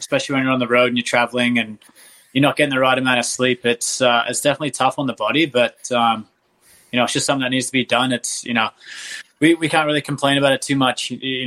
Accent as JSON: {"language": "English", "country": "Australia", "moved": "yes", "said": "I just, you know, happen to be from Australia"}